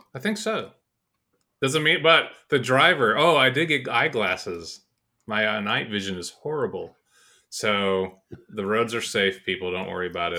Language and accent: English; Georgia, United States; moved away; I'm from Georgia